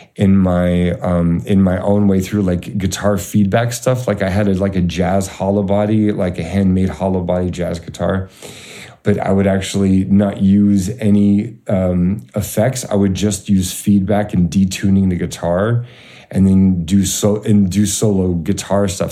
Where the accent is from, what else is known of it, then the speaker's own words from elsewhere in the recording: Kansas, United States; moved away; I'm from Kansas